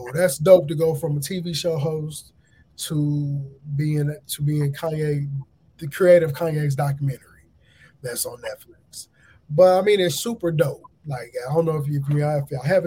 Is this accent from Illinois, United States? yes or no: yes; Aurora, Illinois, United States; I'm from the Chicagoland area, Aurora, Illinois